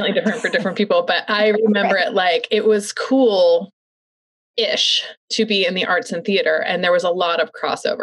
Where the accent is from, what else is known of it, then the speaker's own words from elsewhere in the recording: St. Louis, Missouri, United States; moved away as an adult; I'm from the Midwest, from St. Louis